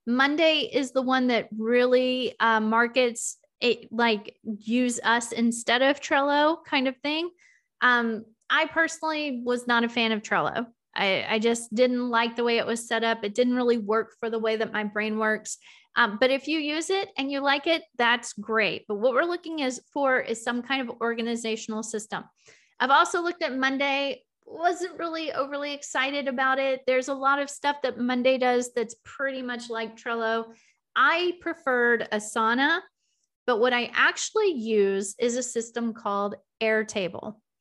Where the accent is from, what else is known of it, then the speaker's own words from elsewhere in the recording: the South, United States; I'm from the South.